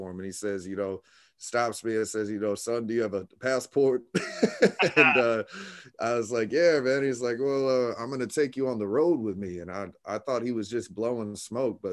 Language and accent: English; Orlando, Florida, United States; also born or lived in Tampa, Florida; I was born and raised in Orlando. I moved to Tampa, Florida